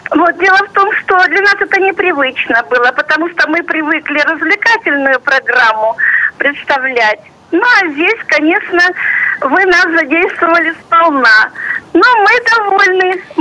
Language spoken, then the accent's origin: Russian; Simferopol, Crimea, Ukraine; Я из Крыма, из Симферополя.